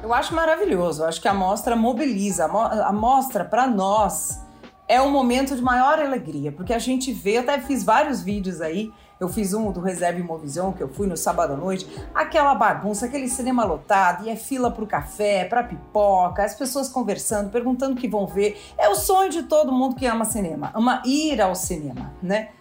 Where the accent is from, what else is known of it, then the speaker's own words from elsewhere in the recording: Brazil; a gente é brasileiro